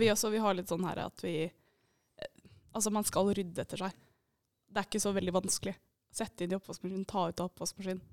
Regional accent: Eidsvoll, Akershus, Norway; moved away as an adult; now in Bodø, Norway; jeg er fra Eidsvoll.

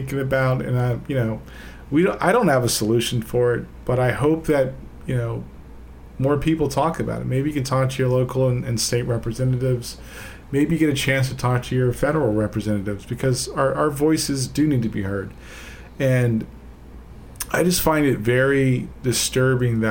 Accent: United States; I am an American, and I am, like, I acknowledge the fact I'm an American

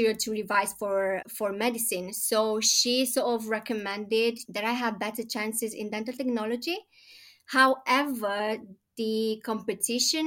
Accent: Romania; moved away as an adult; now in London, United Kingdom; I am originally from Romania, born and bred

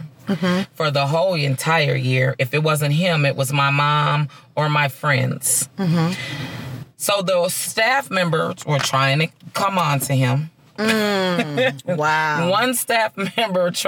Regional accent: Minnesota, United States; I'm from Minnesota, mm-hmm. born and raised, real true Minnesota girl at heart

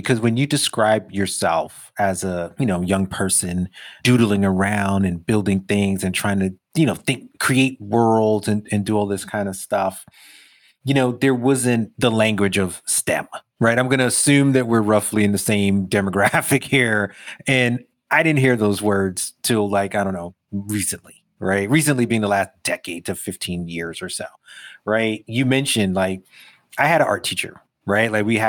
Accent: Brooklyn, New York, United States; Even as a kid growing up in Brooklyn with all the shit that meant in the 80s, there was a feeling of we did this thing.

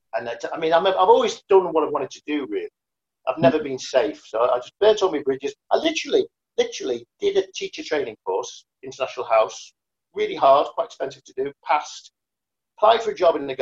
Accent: Liverpool, North West England, United Kingdom; moved away; I ran away from Liverpool. You know, I came from a background where no one did anything like

